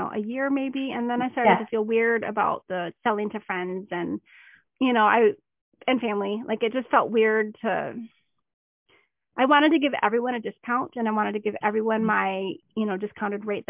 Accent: Minnesota, United States; moved away; trips back to Minnesota

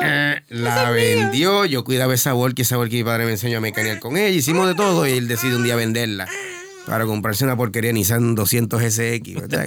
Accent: San Juan, Puerto Rico; also born or lived in Boston / Bayamón / Río Piedras / Carolina; now in Río Grande, Puerto Rico; Mayormente en San Juan, cuando nací, nací en San Juan, tuve creo que tres años en Boston

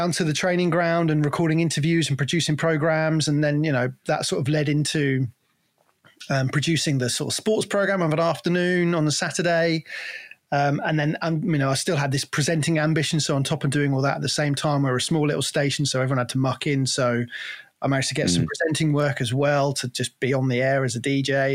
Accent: Cornwall, South West England, United Kingdom; moved away as an adult; now in Worcestershire, United Kingdom; So I grew up in Cornwall. I was born in Cornwall and grew up there.

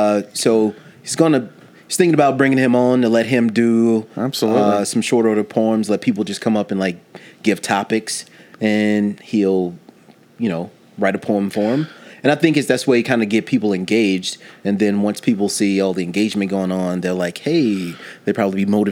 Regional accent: Nashville, Tennessee, United States; when I came here from Nashville, Tennessee, and got into the music scene here

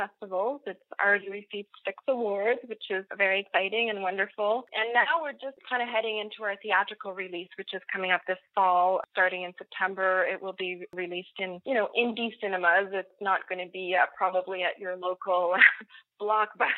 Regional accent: Nova Scotia, Canada; I'm French-Canadian and I grew up in Nova Scotia, which is the easternmost province

